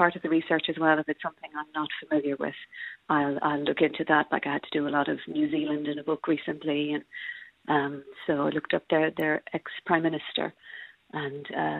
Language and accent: English; County Clare, Ireland; moved away as an adult; now in London, United Kingdom; I'm from Clare originally.